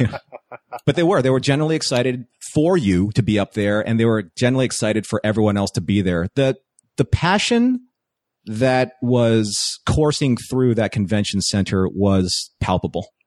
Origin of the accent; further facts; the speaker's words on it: East Coast, United States; moved away as an adult; now in California, United States; I grew up on the East Coast.